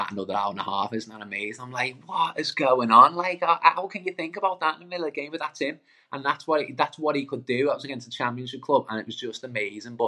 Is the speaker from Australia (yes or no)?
no; Birkenhead, North West England, United Kingdom; I'm from Lochferry, I'm from Birkenhead